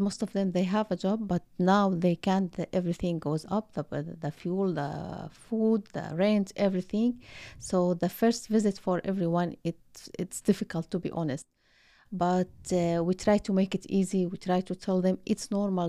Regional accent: Syria; moved away as an adult; now in Ottawa, Canada; I'm from Syria. I have been, uh, in Canada

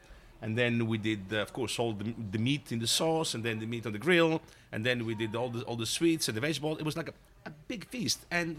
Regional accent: Calabria, Italy; Well, the way we grew up in Calabria was quite simple and of course was all about food.

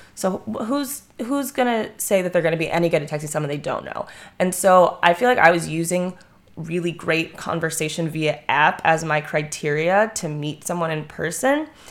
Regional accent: Ohio, United States; I grew up in Ohio

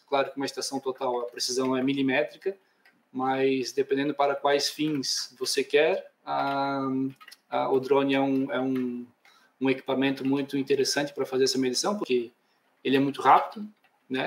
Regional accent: Blumenau, Santa Catarina, Brazil; accent: southern; moved away as an adult; now in Portugal; Sou natural de Santa Catarina, ou seja, Blumenau, Santa Catarina. Então, lá embaixo

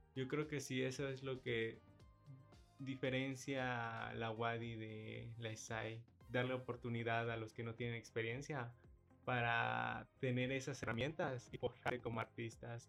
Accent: Yucatán, Mexico; nosotros como yucatecos

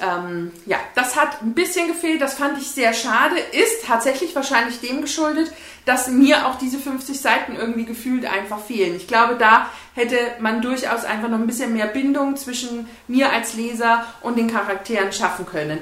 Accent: Bavaria, Germany; bei uns in Bayern

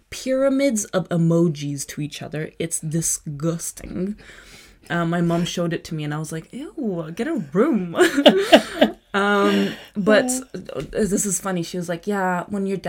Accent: Prague, Czechia; moved away as an adult; also born or lived in Kazakhstan; now in London, United Kingdom; I was born in Czech Republic.

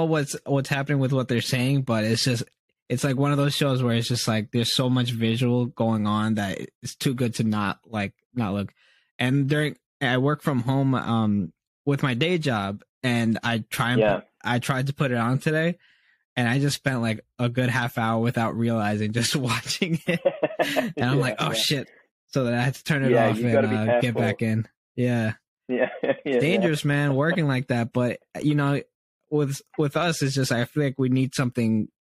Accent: Dominican Republic; moved away; I was born in the Dominican Republic

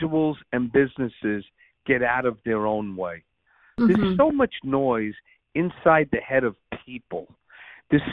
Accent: New York City, New York, United States; I'm a New Yorker. I grew up there. And I learned a lot about life on the streets of growing up in Brooklyn.

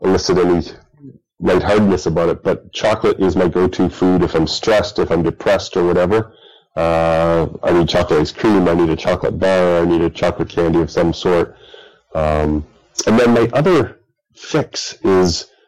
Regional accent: Bradford, Ontario, Canada; growing up in Bradford, when I was younger

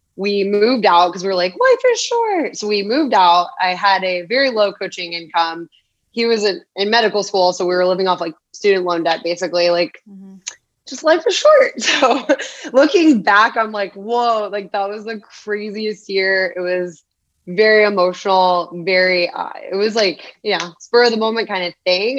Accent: Phoenix, Arizona, United States; Born and raised in Arizona

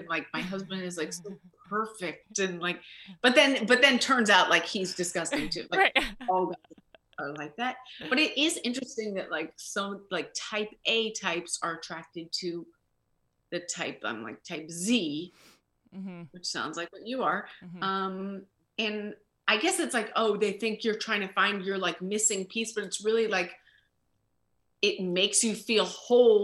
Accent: Austin, Texas, United States; also born or lived in Los Angeles; now in New York, United States; I'm from Austin, Texas originally, and then I moved to New York.

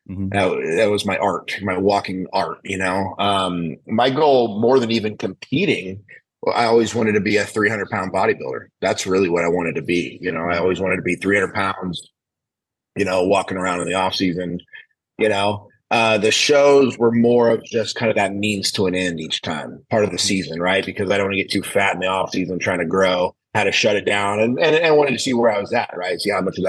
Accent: Oakdale, California, United States; I grew up in Oakdale, California

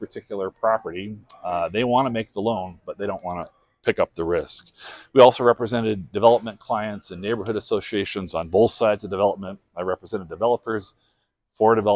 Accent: northeastern Montana, United States; also born or lived in Portland, Oregon; now in Missoula, United States; Born and raised in Montana, northeastern Montana.

